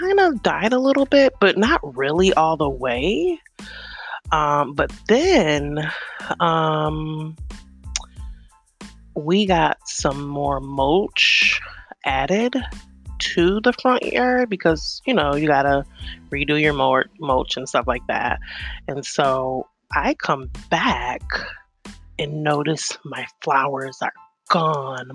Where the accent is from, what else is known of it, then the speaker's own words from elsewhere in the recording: New York, United States; moved away; I'm originally from New York